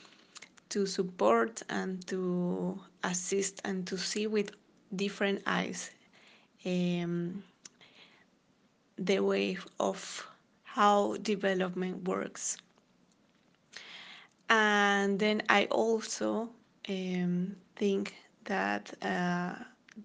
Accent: Colombia; now in Copenhagen, Denmark; I am originally from Colombia

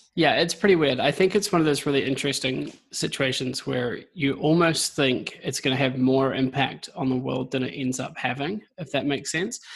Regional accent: New Zealand; now in United Kingdom; I'm a Kiwi. I'm in the UK at the moment.

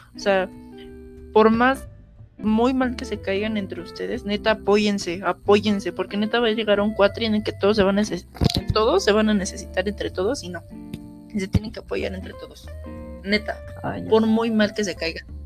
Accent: Mexico

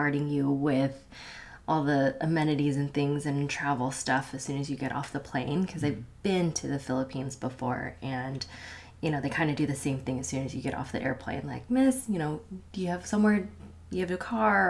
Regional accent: the Northwest, Pacific Northwest, United States; anybody from, you know, the Northwest like us

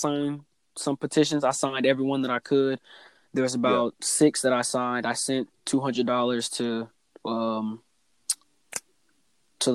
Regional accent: United States; This is where I was born. This is where I was raised

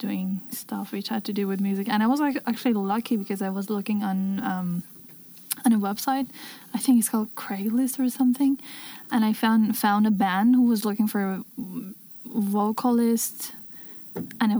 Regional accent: Iran; moved away as an adult; now in Berlin, Germany; since I come from Iran

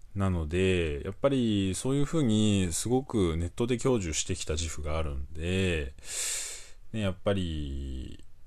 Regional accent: Fukushima, Japan; moved away; 僕がね、あの、福島出身なんですけど

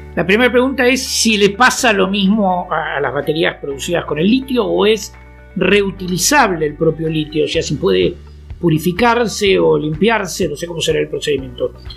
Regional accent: Argentina

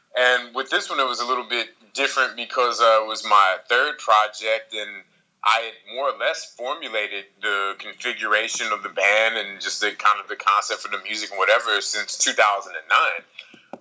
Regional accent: Kansas City, Missouri, United States; moved away as an adult; also born or lived in New York City, United States; now in Paris, France; life was uh was an interesting time growing up in Kansas City

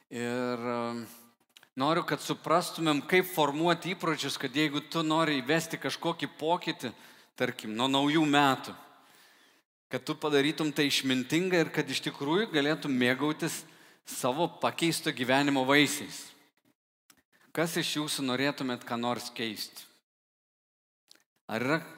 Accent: Lithuania; kaip lietuviai, kaip liaudėjai mes sakom

